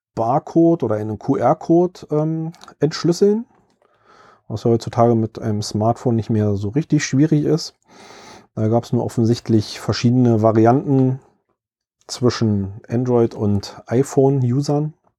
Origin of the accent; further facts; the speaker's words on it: Berlin, Germany; Ich selbst kann als Berliner